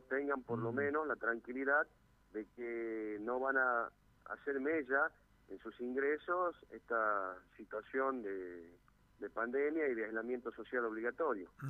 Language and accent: Spanish; Argentina; como argentinos